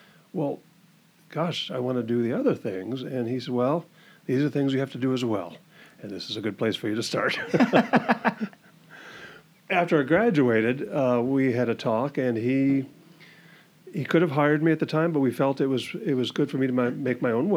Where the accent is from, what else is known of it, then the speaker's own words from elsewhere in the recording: Washington, United States; also born or lived in Everett, Washington / Gig Harbor, Washington; now in Camano Island, United States; born and raised in Washington, I was born in Everett. Grew up kind of in between Bellevue, Renton, and Issaquah